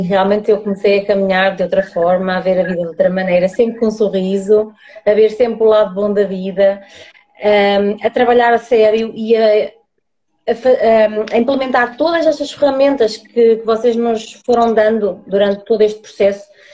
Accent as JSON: {"language": "Portuguese", "town": "Águeda", "region": "Aveiro District", "country": "Portugal", "said": "sou, sou de Agda, Distrito de Aveiro"}